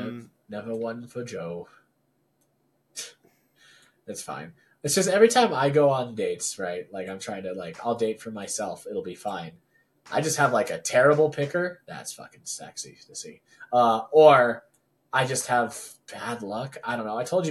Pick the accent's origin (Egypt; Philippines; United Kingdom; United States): Philippines; I'm Filipino.